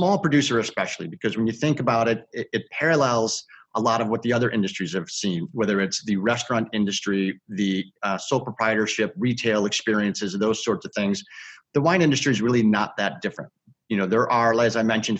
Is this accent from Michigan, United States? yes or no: no; Chicago, Illinois, United States; I've lived in Chicago all my life